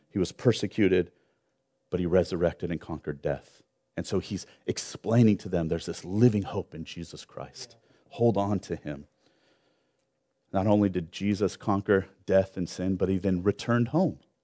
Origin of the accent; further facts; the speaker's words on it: Long Beach, California, United States; also born or lived in Orange County; I grew up in Long Beach